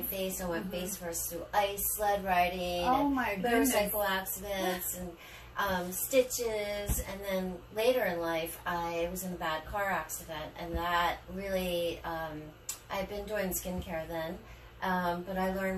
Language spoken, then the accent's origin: English; Frederick, Maryland, United States; moved away as an adult; also born or lived in Ocean City, Maryland; now in Florida, United States; I grew up in Frederick, Maryland, small town like Mayberry